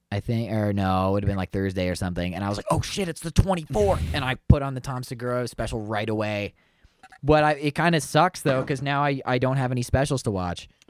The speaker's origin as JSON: {"language": "English", "country": "Canada", "said": "I'm Canadian"}